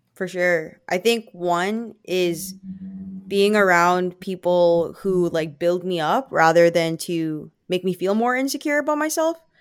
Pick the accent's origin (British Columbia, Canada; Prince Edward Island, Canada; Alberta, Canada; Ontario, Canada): British Columbia, Canada; Vancouver; born or raised there; accent: Filipino; English is a second language; also born or lived in Philippines